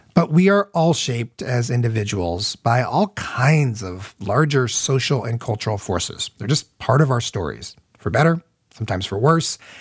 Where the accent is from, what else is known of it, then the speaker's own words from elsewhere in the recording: Midwest, United States; I grew up in the Midwest